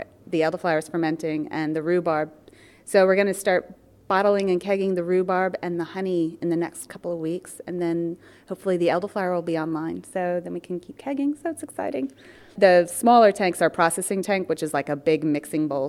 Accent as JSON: {"language": "English", "region": "East Coast of the U.S.", "country": "United States", "tie": "born or raised there", "also_born_or_lived": "Colorado", "moved": "as an adult", "lives_now": "Isle of Man", "said": "I'm from the U.S. originally. I grew up on the East Coast, but we moved here 6 years ago from Colorado"}